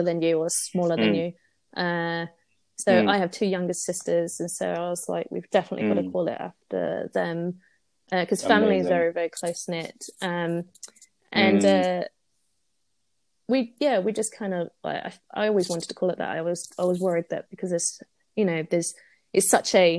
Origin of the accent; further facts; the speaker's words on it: United Kingdom; also born or lived in Singapore; My dad's British, so I've lived mostly here all my life